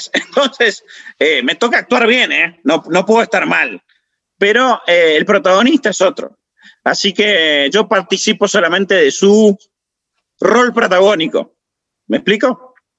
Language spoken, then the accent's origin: Spanish; Salta, Argentina; now in Buenos Aires, Argentina; yo soy salteño